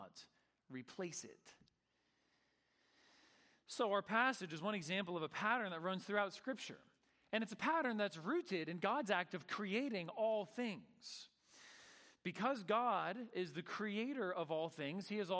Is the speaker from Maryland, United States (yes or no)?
no; Northern California, United States; I grew up surfing in Northern California.